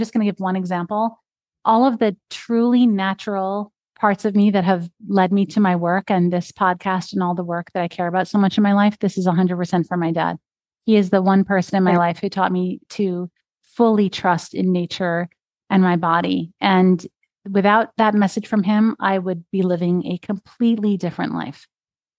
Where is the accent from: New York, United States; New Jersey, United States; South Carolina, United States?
New Jersey, United States; Ridgewood; I grew up in Ridgewood, New Jersey